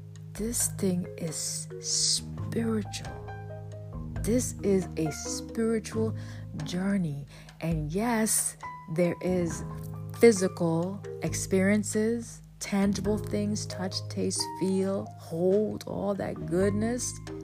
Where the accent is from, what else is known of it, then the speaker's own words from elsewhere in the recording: Bronx, New York, United States; moved away; I'm coming from the Bronx. Bronx, New York, okay? No, I wasn't in New York for a long time, but long enough to have my experiences